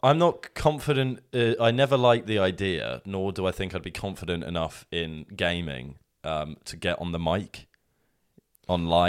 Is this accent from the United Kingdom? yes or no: yes; Sussex, South East England, United Kingdom; moved away; we're from Sussex